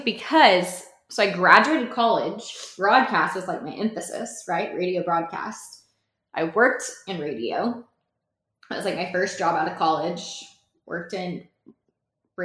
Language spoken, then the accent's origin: English; the South, United States; we're from the South